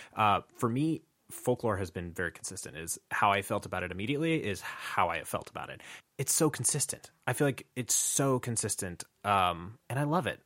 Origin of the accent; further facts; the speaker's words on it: New Mexico, United States; growing up in New Mexico